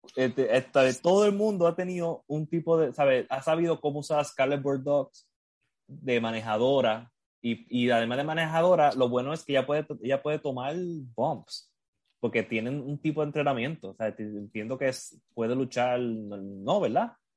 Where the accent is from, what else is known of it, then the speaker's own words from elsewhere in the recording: Puerto Rico; accent: Puerto Rican Spanish; como dicen aquí en español puertorriqueño